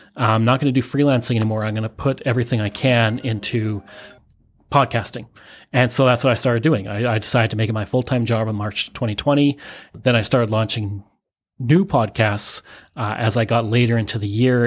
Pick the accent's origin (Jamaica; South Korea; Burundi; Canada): Canada